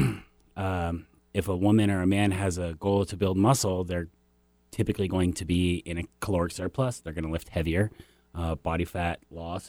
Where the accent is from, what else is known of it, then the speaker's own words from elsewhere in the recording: Seattle, Washington, United States; I grew up in West Seattle, kind of a humble beginning